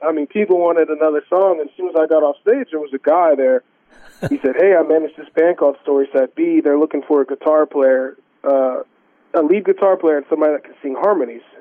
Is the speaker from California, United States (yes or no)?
no; Corpus Christi, Texas, United States; the church that we grew up going to in Corpus Christi, Texas